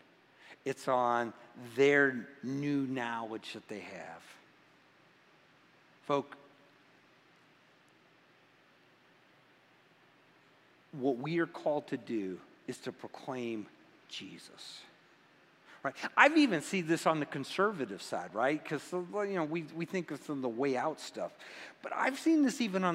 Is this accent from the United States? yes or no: yes; Midwest, United States; moved away; I grew up in the Midwest. I grew up in apple country.